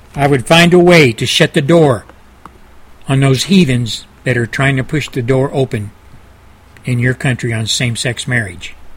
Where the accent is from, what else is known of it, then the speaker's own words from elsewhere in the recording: United States; as an American